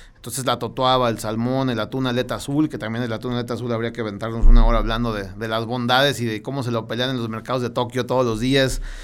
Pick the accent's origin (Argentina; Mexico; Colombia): Mexico; Mexico City; moved away as an adult; now in León, Mexico; Yo soy de la Ciudad de México y en León llevo apenas dos años, poquito menos